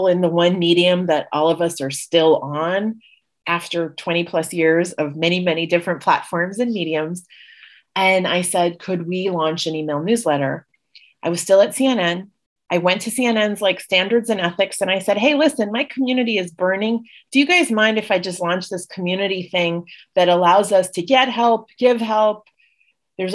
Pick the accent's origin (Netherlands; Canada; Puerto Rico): Puerto Rico; also born or lived in Los Angeles / Washington, D.C.; now in Jackson Heights, New York, United States; I was raised in Puerto Rico, which is a little bit of a digression from being the daughter of Indian immigrants